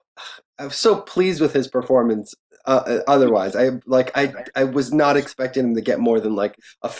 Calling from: New York, United States; I'm talking from New York as a New York fan, so.

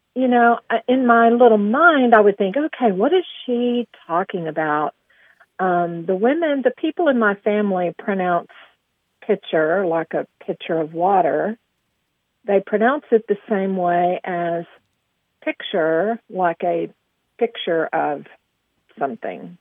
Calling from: Aubrey, Texas, United States; I'm calling from Aubrey, Texas

